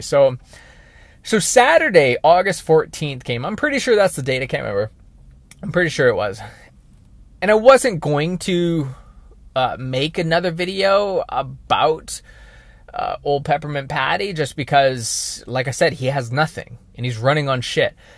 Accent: British Columbia, Canada; I'm a British Columbia boy

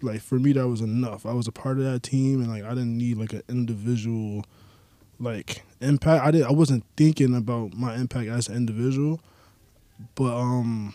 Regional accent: New York City, New York, United States; I'm from the Bronx

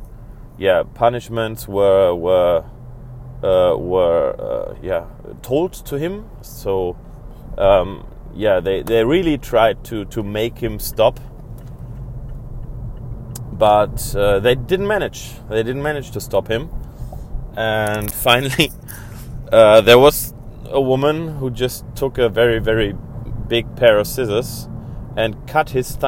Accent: Germany; now I'm on my way driving to my family in my hometown. Exploiting the time without curfew in Germany

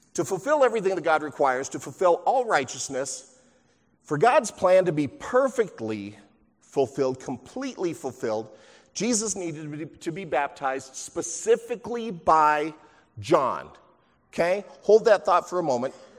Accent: near Huntington Beach, California, United States; growing up near Huntington Beach

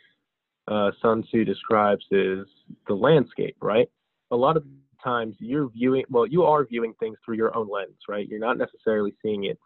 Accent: New Jersey, United States; my father moved here from Bulgaria and my mother's Brazilian, but I was born here in the United States in New Jersey.

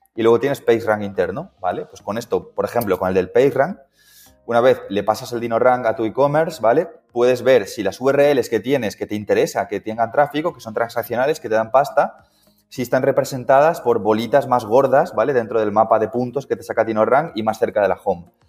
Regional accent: Coslada, Community of Madrid, Spain; vivo en Coslada, ¿vale? Dentro de Madrid, soy de Coslada

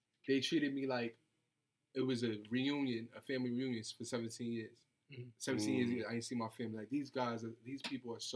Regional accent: New York City, New York, United States; I'm from the Bronx

